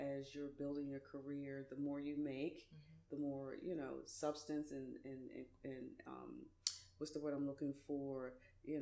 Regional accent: Philadelphia, Pennsylvania, United States; Graduated from high school, Philadelphia, lived in Philly. I'm from Philly

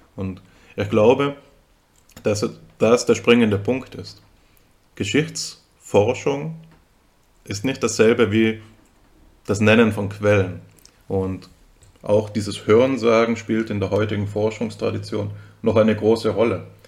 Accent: Austria; now in Germany; ich bin ja, bin ja Österreicher, muss, das muss man dazu sagen, falls man es nicht hört

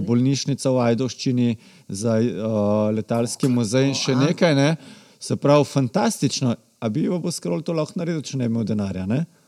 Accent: Slovenia; smo Slovenci

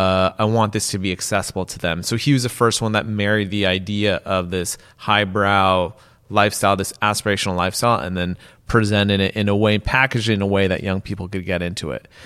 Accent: West Coast, United States; I could tell you a completely different story because I grew up on the West Coast.

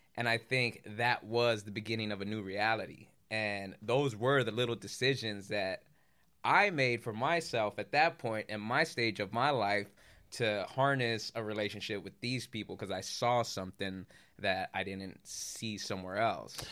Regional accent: Culver City, California, United States; I grew up in Culver City

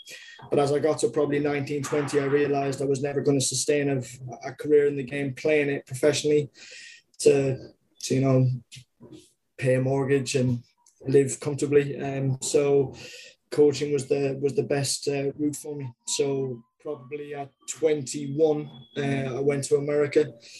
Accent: Ireland; moved away as an adult; also born or lived in United States; now in United Kingdom; I'm from Ireland originally

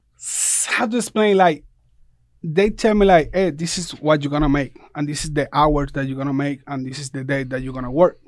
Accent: Puerto Rico; moved away as an adult; now in Statesboro, United States; I come from Puerto Rico. I come, like, five years ago.

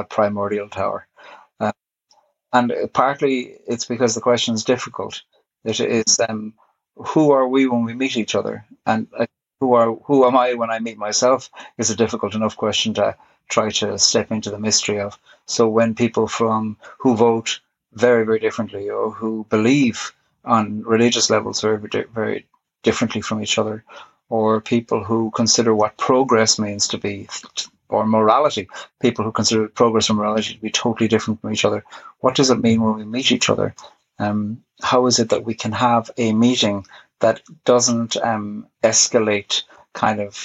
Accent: Ireland; I am Irish. I was brought up Catholic

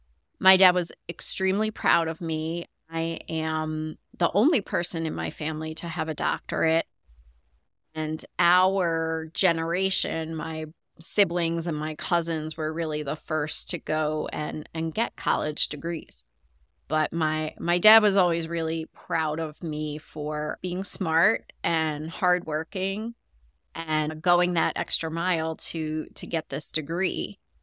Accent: Long Island, New York, United States; I grew up on Long Island, New York, in a middle-class neighborhood.

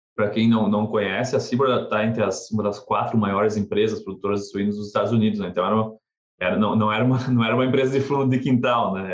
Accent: South Region, Brazil; moved away; eu sou do Sul, é, eu, eu vi neve na minha infância, acho que umas três vezes no Brasil

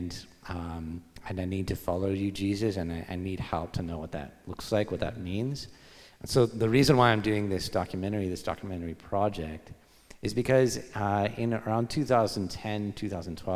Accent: Victoria, British Columbia, Canada; I was born in Victoria, BC on Vancouver Island.

